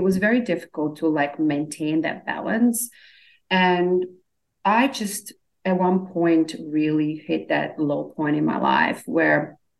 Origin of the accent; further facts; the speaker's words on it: Australia; also born or lived in Bosnia / Slovenia; now in Los Angeles, United States; So actually I was born in Eastern Europe. My family immigrated after Civil War to Australia. So we moved a lot. So I was born in Bosnia actually. And then we moved to Slovenia and then I ended up in Australia.